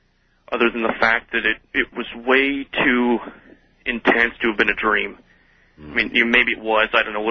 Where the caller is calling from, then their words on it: Iowa, United States; This is …. I'm calling you from Central Iowa.